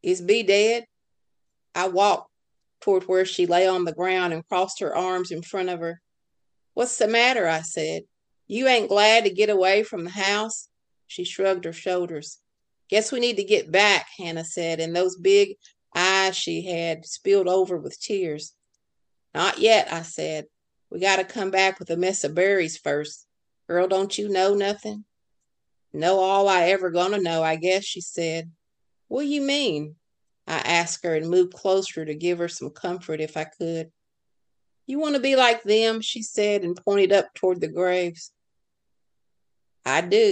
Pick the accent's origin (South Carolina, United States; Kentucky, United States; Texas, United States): Kentucky, United States; when I went to my hometown and I dug through court records